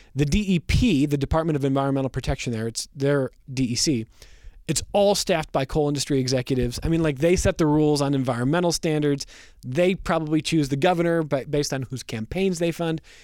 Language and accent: English; Westlake, Ohio, United States; now in Rochester, United States; I grew up in Northeast Ohio listening to Joe Tate do Cavs games on the radio